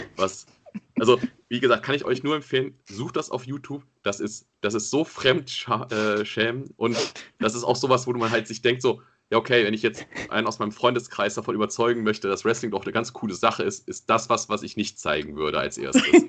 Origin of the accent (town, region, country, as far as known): Germany